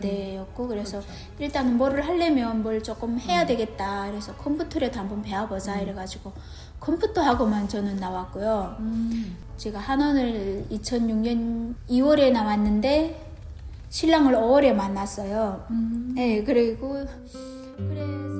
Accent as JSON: {"language": "Korean", "country": "North Korea", "also_born_or_lived": "South Korea", "accent": "North Korean dialect", "moved": "yes", "lives_now": "Georgia, United States", "said": "우리 북한 또 사투리가 또 있잖아요. 저 지금도 저는 쓰지만"}